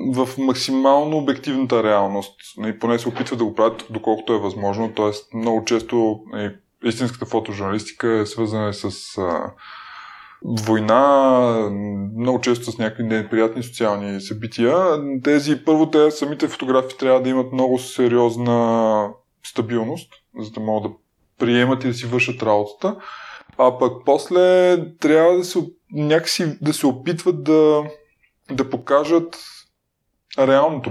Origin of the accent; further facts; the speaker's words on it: Dobrich, Dobrich Province, Bulgaria; аз съм роден в Добрич